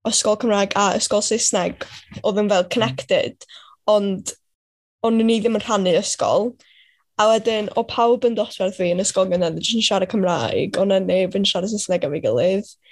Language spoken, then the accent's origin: Welsh; Griffin, Wales, United Kingdom; dwi'n dod o Riffin. Dwi wedi byw yma ers o'n i bywyd i gyd.